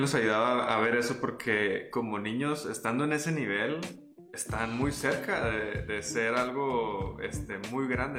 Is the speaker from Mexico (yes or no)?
yes; Mexico; no hablamos mexicano los comentaristas y pues es español